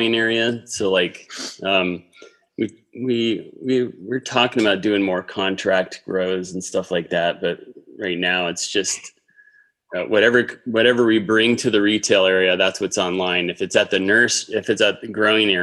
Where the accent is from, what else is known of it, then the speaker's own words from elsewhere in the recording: Hudson Valley, New York, United States; now in Arizona, United States; I am from the Hudson Valley originally